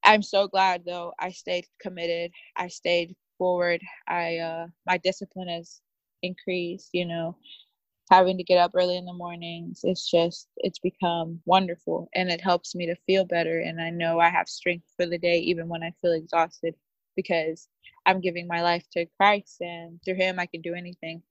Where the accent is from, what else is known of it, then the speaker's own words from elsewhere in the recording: Naples, Florida, United States; I'm from Naples, Florida